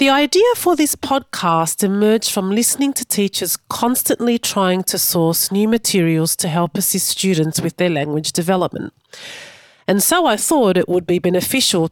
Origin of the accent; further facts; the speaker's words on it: Melbourne, Victoria, Australia; also born or lived in Sydney; I was born in Sydney to Egyptian parents and grew up in Melbourne.